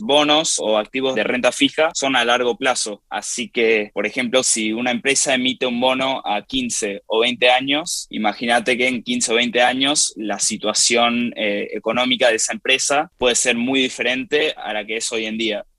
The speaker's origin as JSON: {"language": "Spanish", "country": "Argentina", "tie": "born or raised there", "moved": "yes", "lives_now": "New York, United States", "said": "en mi país de nacimiento, Argentina"}